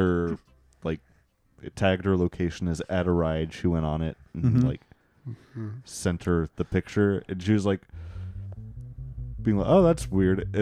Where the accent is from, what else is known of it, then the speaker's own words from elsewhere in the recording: Texas, United States; I'm from Texas